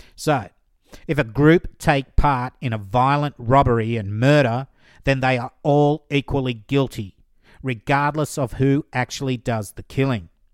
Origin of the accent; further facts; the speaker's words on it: New South Wales, Australia; my home state, New South Wales